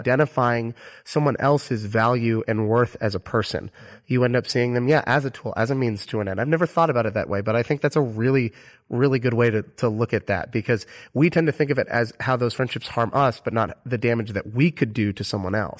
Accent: Orlando, Florida, United States; moved away; my hometown of Orlando, Florida

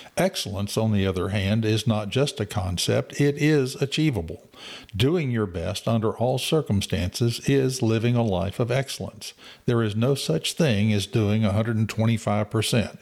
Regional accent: Waller, Texas, United States; I grew up in Waller

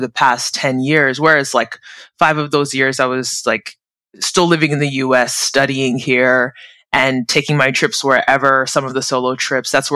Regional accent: United States; also born or lived in South Korea / Abu Dhabi, UAE / Mexico / Portugal; I'm originally Nigerian American, born and bred in the US, but I'm currently in California, where my family home is

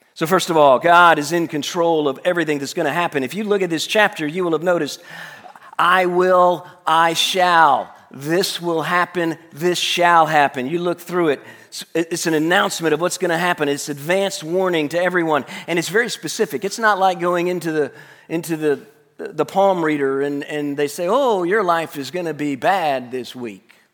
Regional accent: Tuscaloosa, Alabama, United States; I Grew up in Tuscaloosa

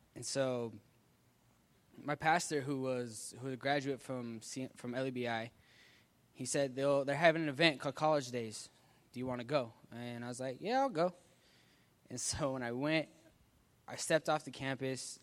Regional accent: Salt Lake City, Utah, United States; I'm from Salt Lake City, Utah.

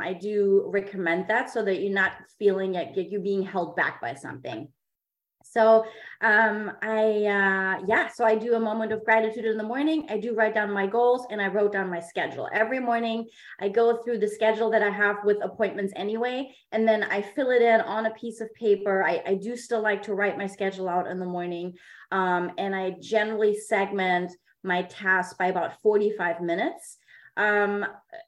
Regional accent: Germany; English is a second language; now in San Diego, United States; I am a native of Germany. I was born in Germany

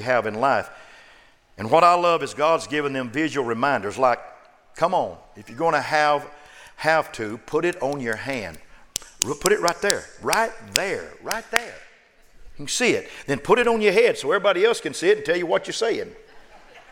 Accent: Oklahoma, United States; now in Austin, United States; I'm a pastor. And I was born in Oklahoma

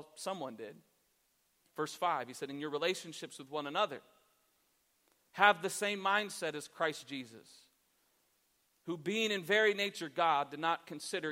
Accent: Columbus, Ohio, United States; I'm actually from Columbus

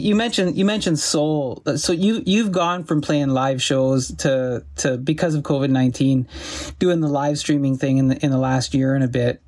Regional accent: Sault Ste. Marie, Ontario, Canada; growing up in Sault Ste. Marie, and and it's a steel town

